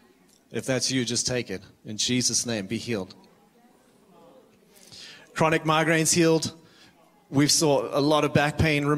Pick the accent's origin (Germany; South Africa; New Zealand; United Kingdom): South Africa; moved away as an adult; now in Redding, United States; I am from South Africa, and I moved out here 9 years ago. I moved to Redding, California